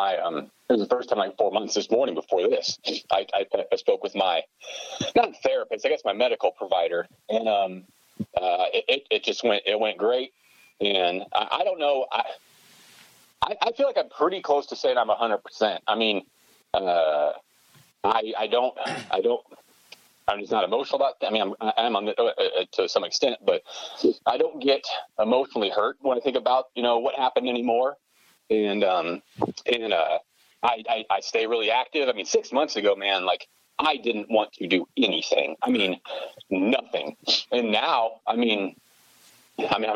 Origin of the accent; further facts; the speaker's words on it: Galva, Kansas, United States; also born or lived in Canton; now in Newton, United States; Galva. I actually lived in Canton for 1 year for first grade